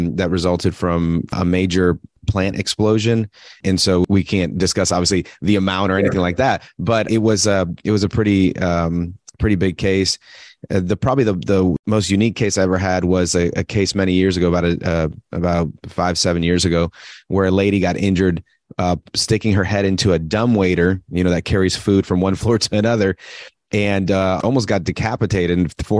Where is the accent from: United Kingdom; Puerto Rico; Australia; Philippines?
Puerto Rico; now in Atlanta, United States; I'm from Puerto Rico originally